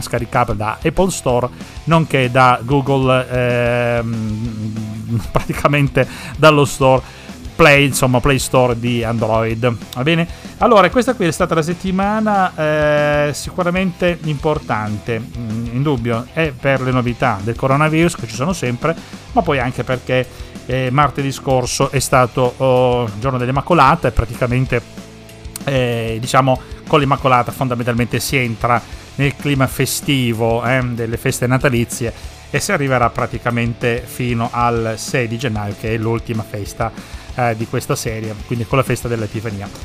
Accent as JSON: {"language": "Italian", "region": "Sicily", "country": "Italy", "moved": "yes", "lives_now": "Parma, Italy", "said": "per noi che siamo siciliani"}